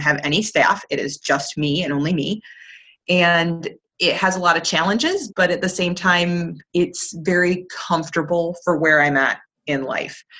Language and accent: English; Plymouth, Michigan, United States; I'm in my hometown, which is fantastic. I'm in Plymouth, Michigan